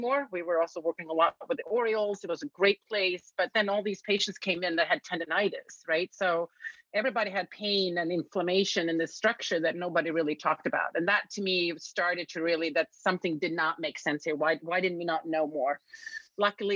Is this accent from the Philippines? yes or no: no; Sweden; moved away as an adult; now in United States; I was born and raised in Sweden